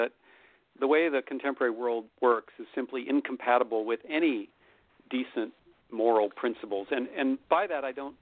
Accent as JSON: {"language": "English", "country": "United States", "tie": "born or raised there", "said": "I'm an American citizen, so I've lived my entire life in the most powerful country in the history of the world"}